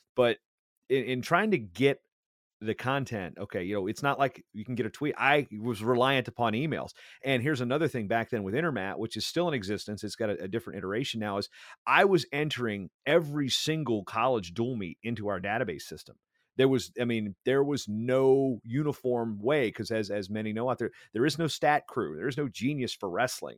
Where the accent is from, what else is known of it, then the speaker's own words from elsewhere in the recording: Hampton, Virginia, United States; moved away as an adult; also born or lived in Minnesota; I ultimately grew up in that area, uh, Hampton, Newport News area